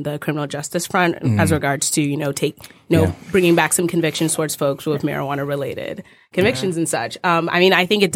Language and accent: English; Nashville, Tennessee, United States; moved away; I grew up in Nashville, Tennessee.